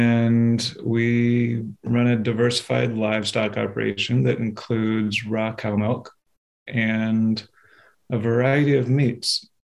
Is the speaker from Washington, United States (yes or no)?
yes; Seattle, Washington, United States; now in Vermont, United States; So I grew up in Washington State, yeah. In Seattle and up near Mount Baker on a farm when I was very young and didn't have to do any farm work.